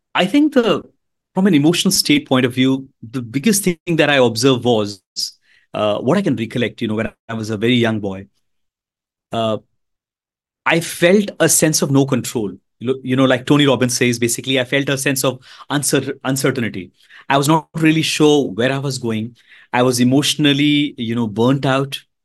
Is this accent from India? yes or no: yes; Mumbai, Maharashtra, India; I'm from India, the beautiful country of India